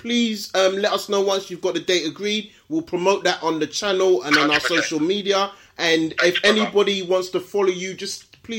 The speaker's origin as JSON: {"language": "English", "country": "Nigeria", "said": "how I'm going to say as a Nigerian"}